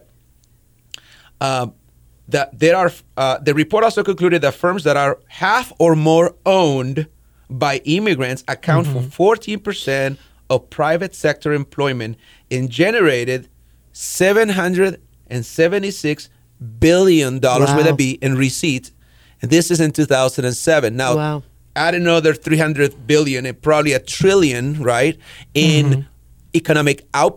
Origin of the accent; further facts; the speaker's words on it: El Salvador; now in United States; I was growing up in El Salvador